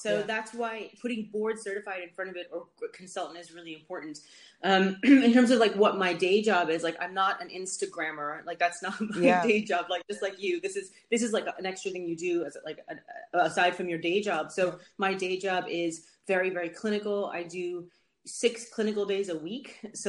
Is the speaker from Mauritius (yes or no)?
no; Netherlands; also born or lived in United States; now in London, United Kingdom; I'm originally from Holland, and that's where lived when I was younger, and then after I left the States, I went back to Holland, but then I came to, I came to London for medical school, and I just stayed